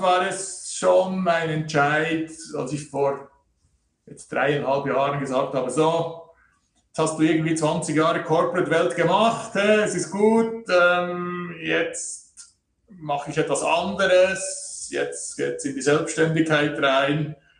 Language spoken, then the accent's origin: German; Switzerland; hier bei uns in der Schweiz